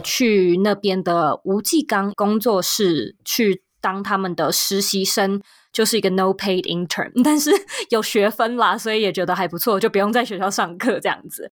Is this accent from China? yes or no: no; Taipei, Taiwan; moved away as an adult; also born or lived in New York / West Coast, United States; now in United States; 都是在台湾土生土长地在台北长大，在台北念书跟工作